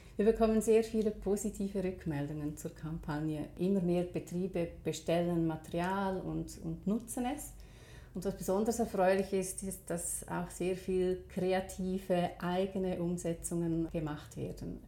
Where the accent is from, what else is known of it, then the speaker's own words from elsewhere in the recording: Switzerland; bei uns in der Schweiz